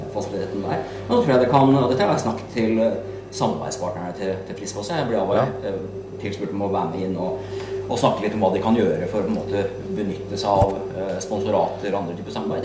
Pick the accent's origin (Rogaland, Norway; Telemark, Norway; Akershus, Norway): Akershus, Norway; Asker; vi er fra, fra Asker